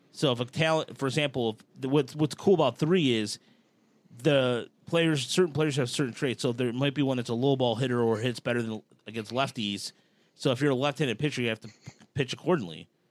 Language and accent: English; Dearborn, Michigan, United States; hometown Dearborn